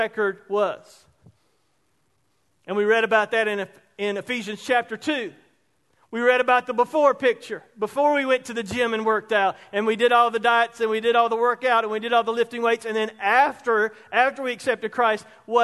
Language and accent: English; Roebuck, South Carolina, United States; Growing up in Roebuck, one of the greatest towns and communities in South Carolina